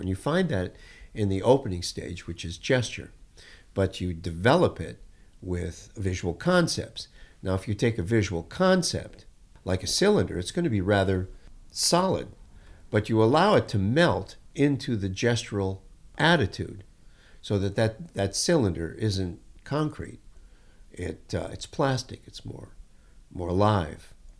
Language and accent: English; Detroit, Michigan, United States; I grew up in Detroit